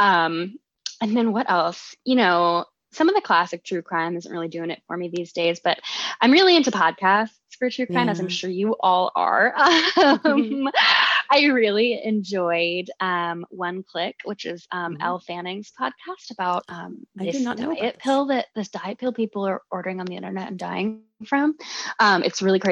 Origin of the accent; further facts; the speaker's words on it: Colorado, United States; When I was growing up, I grew up in Colorado